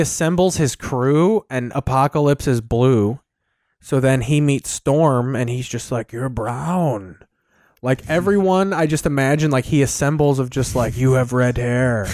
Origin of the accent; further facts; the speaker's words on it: Sauk Village, Illinois, United States; I'm from Sauk Village, Illinois